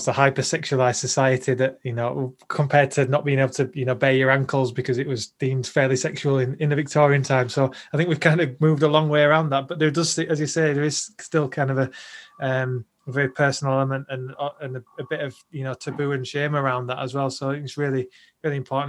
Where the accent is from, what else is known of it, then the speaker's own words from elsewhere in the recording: Yorkshire and the Humber, United Kingdom; growing up in the Salvation Army in Yorkshire